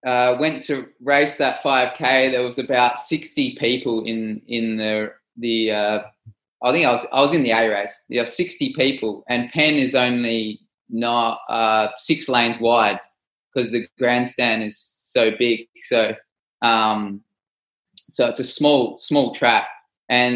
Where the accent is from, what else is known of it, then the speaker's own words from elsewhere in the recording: Australia; I'm from Australia